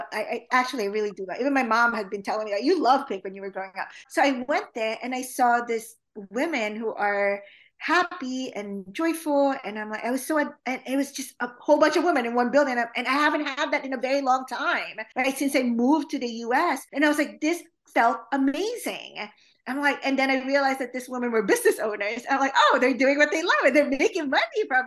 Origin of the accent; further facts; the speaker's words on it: Philippines; now in United States; growing up in the Philippines and growing up in an all-girls school